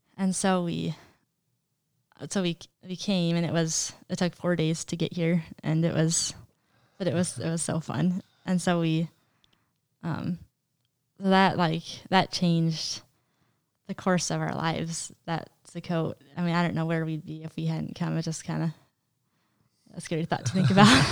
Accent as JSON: {"language": "English", "region": "Montana", "country": "United States", "tie": "born or raised there", "also_born_or_lived": "Wisconsin", "said": "I was born in Wisconsin originally. Um, lived there for five years of my life, and, um, so there, it was my next two siblings were born under me, um, Rachel and Isaac, and so I was five when we moved to Montana"}